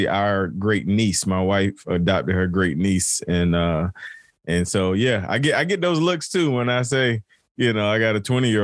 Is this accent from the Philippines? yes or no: no; Turkey, North Carolina, United States; moved away; back in my hometown, Turkey